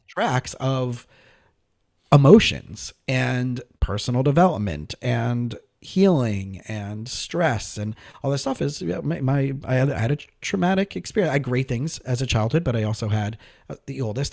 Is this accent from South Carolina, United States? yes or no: no; South Florida, United States; also born or lived in Scranton, Pennsylvania; I grew up in South Florida.